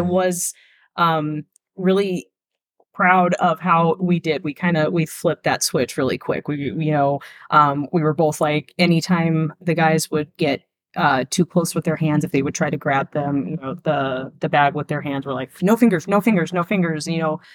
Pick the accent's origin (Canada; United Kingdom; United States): United States; Arizona; we're from Arizona